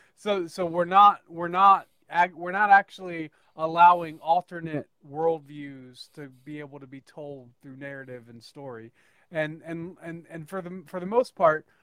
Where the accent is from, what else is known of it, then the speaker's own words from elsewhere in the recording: northern Idaho, United States; I am actually from uh, northern Idaho.